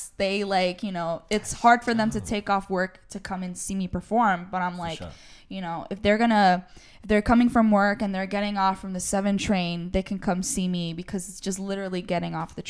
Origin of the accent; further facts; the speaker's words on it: New York, United States; born and raised in New York, yes. But I try to go to Colombia like every year, every other year or so.